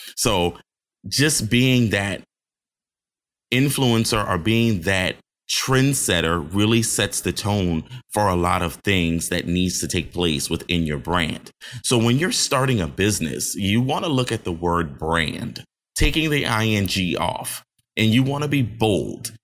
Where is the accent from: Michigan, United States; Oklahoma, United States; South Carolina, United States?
South Carolina, United States; Johns Island; also born or lived in Charleston, South Carolina; I hail from Johns Island, South Carolina, by the way of Charleston, South Carolina